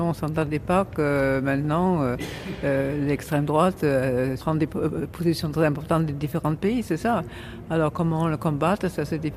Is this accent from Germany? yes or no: yes; Germany; en tant qu'Allemande